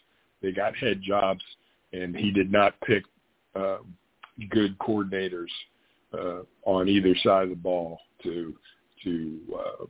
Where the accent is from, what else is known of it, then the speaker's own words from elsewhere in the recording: Pittsburgh, Pennsylvania, United States; also born or lived in Idaho / Minnesota / Wisconsin; now in Florida, United States; I grew up in Pittsburgh, you know, and lived in Idaho, lived in Minnesota and Wisconsin.